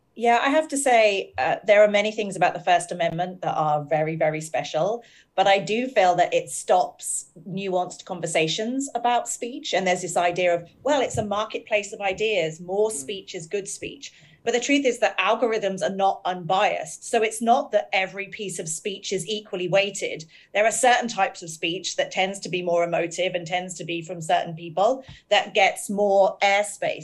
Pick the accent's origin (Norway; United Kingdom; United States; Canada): United Kingdom; we're both British